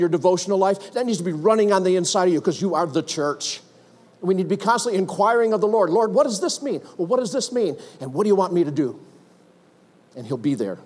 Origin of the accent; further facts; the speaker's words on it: United States; I'm an American